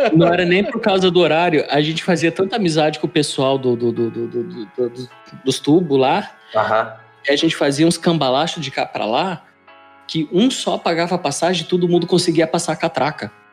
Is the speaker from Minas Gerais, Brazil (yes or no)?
no; Curitiba, Paraná, Brazil; eu sou criado no Boqueirão, né? Então a minha infância foi ali